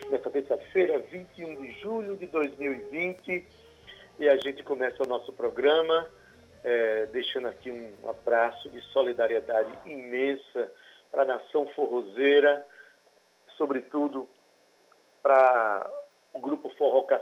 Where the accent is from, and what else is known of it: Northeast Region, Brazil